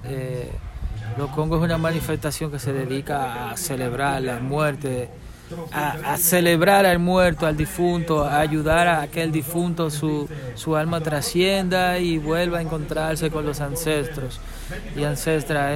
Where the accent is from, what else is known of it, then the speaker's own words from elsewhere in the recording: Dominican Republic; nací en Quisqueya, ¿verdad? Aquí en la isla